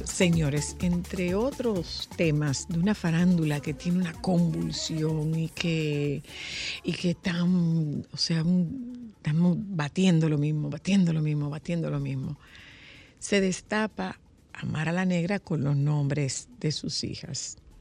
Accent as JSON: {"language": "Spanish", "country": "Dominican Republic", "said": "los dominicanos que estamos siendo vetados en nuestro país"}